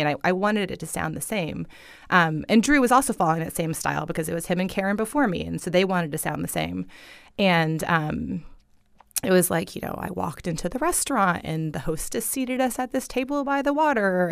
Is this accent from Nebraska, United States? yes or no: no; Fort Myers, Florida, United States; I grew up in this town, you know? I'm a Fort Myers girl